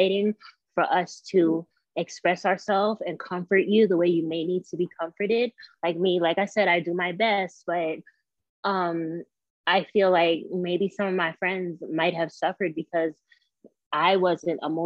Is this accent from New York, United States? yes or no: yes; Westchester County, New York, United States; I'm from New York. I was born and raised in Westchester County, New York.